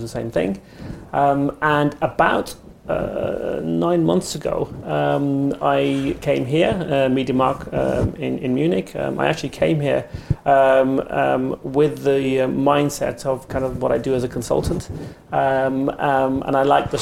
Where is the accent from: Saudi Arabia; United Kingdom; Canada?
United Kingdom; accent: English; I was born in the UK and raised in the UK